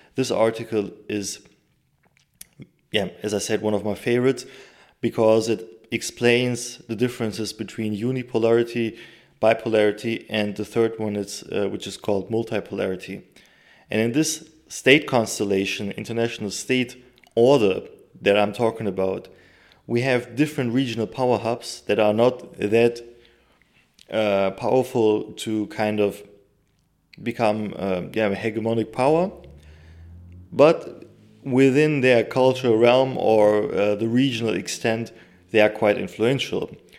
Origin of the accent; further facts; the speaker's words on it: Turkey; my home country, Turkey